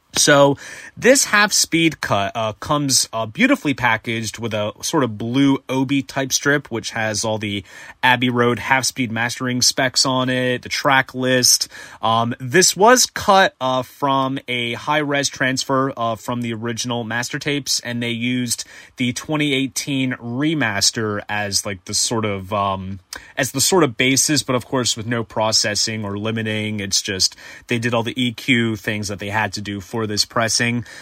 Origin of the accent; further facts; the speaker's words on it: New Jersey, United States; my home state of New Jersey